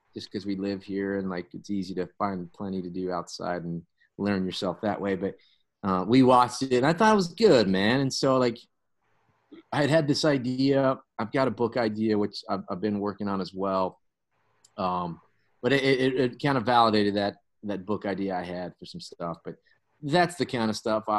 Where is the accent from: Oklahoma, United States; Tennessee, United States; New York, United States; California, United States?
Oklahoma, United States; western; I was raised up in the western part of the state, west of Oklahoma City